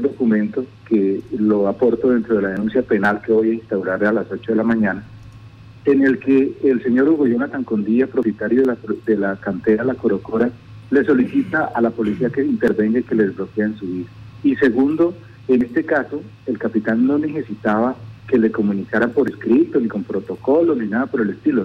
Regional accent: Maní, Casanare, Colombia; soy de Maní

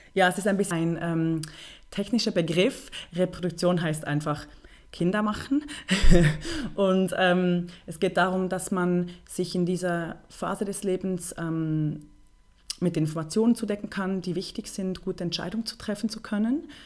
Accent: Bern, Switzerland; ich bin halb Deutsche und dann halb Schweizerin bin aber in Bern äh, geboren und aufgewachsen. Ich würde mich also deswegen als Berner Mädchen bezeichnen.

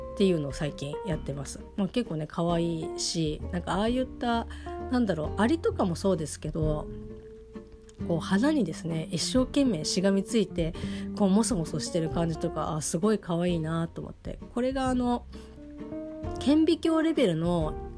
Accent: Kanto, Japan; 私の地元の人間は当然あの関東の人間がほとんど

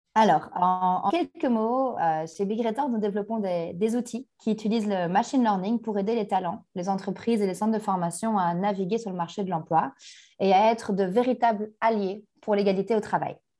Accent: Brussels, Brussels-Capital Region, Belgium; also born or lived in Canada; je suis bruxelloise. Euh, je suis née à Bruxelles, j'ai grandi à Bruxelles, dans le quartier populaire d'Anderlecht

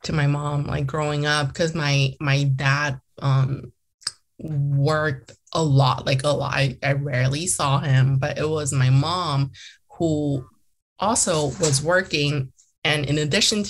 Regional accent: Eastvale, California, United States; first language Mandarin; English is a second language; I'm going to come back and run for a seat in my hometown

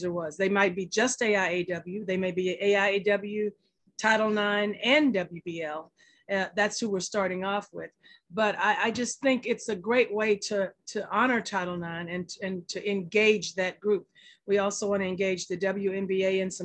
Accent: Texas, United States; I'm from Texas. And, I grew up integrated first through fifth grade

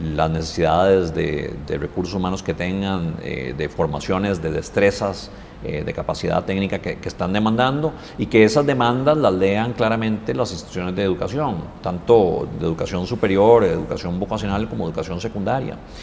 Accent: Costa Rica; nos tenemos que sentir muy orgullosos como costarricenses

